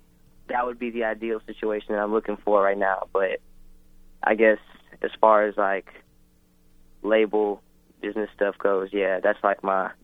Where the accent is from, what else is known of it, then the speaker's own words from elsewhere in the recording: Philippines; I'm Filipino.